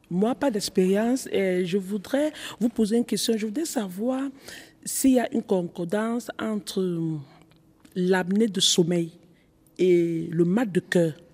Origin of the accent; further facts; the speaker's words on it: Cameroon; dans mon pays, je suis camerounaise, euh, dans mon pays, il y a un mec qu'on appelle le, le coquille.